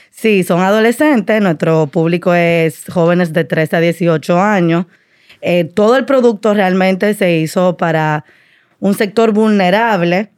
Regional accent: Dominican Republic; also born or lived in Washington, D.C.; soy dominicana, como le decía, eh, mi familia de Puerto Plata

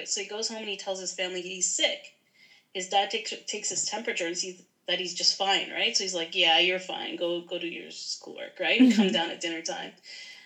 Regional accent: Toronto, Ontario, Canada; I am from the Toronto area. I live about maybe like 40 minutes outside of the Toronto area in the suburbs.

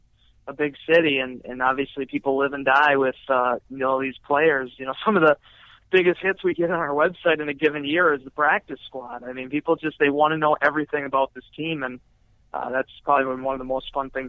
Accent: Green Bay, Wisconsin, United States; I'm from Green Bay

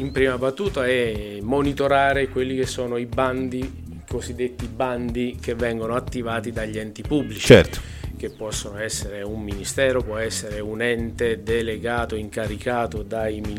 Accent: Molise, Italy; vengo dal Molise, il Molise esiste

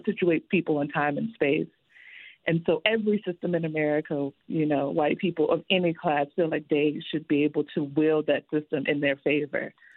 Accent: the South, United States; I'm also like from the South

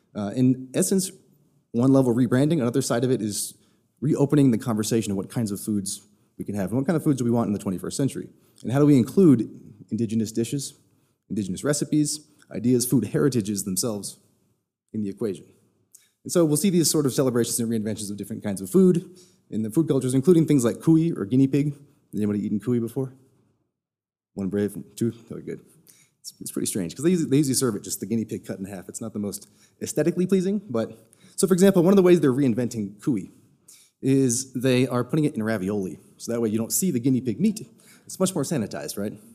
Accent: Texas, United States; moved away; I'm also originally from Texas.

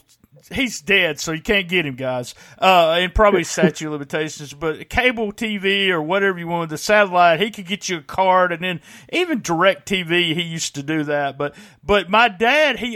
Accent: Memphis, Tennessee, United States; I grew up in the Memphis area. As you can probably tell by my accent, I'm not from New York

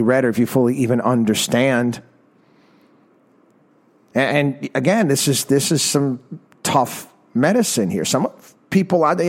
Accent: Albany, New York, United States; Albany, New York, my hometown

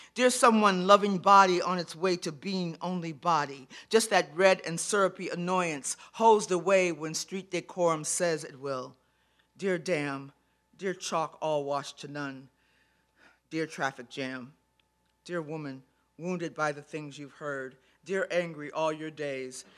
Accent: Chicago, Illinois, United States; graduating from Chicago Public Schools

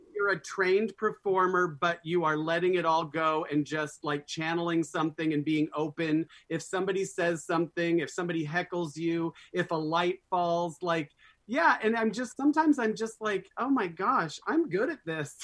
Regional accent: Scottsdale, Arizona, United States; Growing up in Scottsdale, Arizona in the 60s and 70s

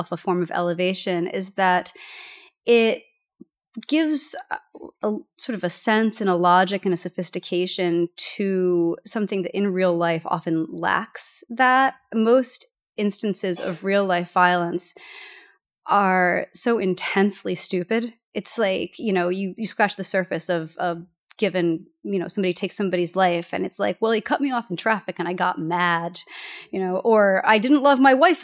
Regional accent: United States; moved away; the Hudson River, which my hometown is located next

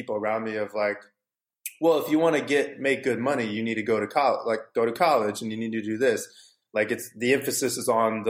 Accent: St. Louis, Missouri, United States; now in California, United States; I'm from St. Louis, Missouri, originally. So when I was growing up there

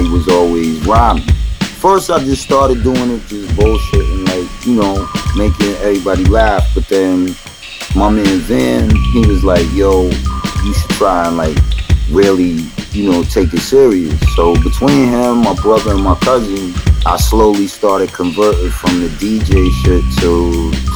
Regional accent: New York City, New York, United States; I come from Flushing, Queens. I was born there

